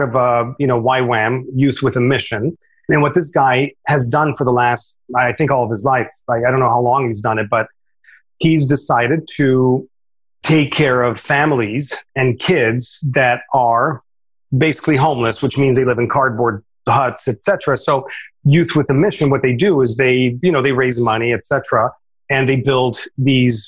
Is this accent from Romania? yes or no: yes; Romania; now in United States; I was brought up in Romania, came to America